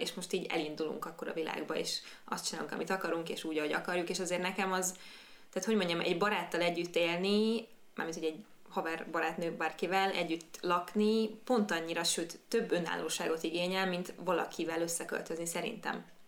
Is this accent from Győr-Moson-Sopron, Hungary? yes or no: yes; Győr, Győr-Moson-Sopron, Hungary; moved away as an adult; now in Budapest, Hungary; én ugye Győri vagyok